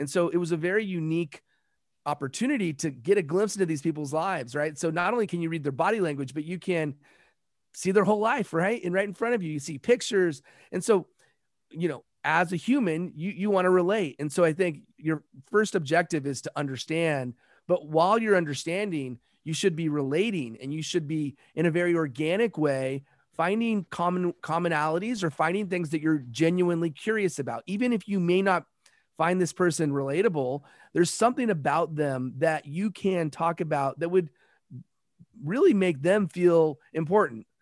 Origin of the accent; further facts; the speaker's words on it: Los Angeles, California, United States; also born or lived in South Pacific; I'm from Los Angeles